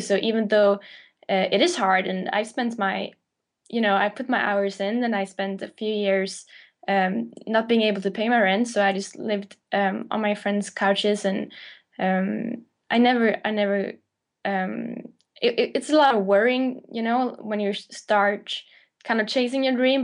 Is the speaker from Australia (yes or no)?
no; Sweden; moved away as an adult; now in London, United Kingdom; I moved to London from Sweden, where I'm born